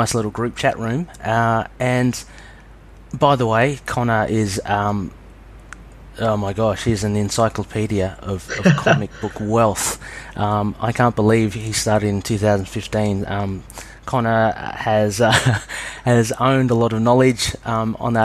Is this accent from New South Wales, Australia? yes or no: yes; New South Wales, Australia; I'm from New South Wales in Australia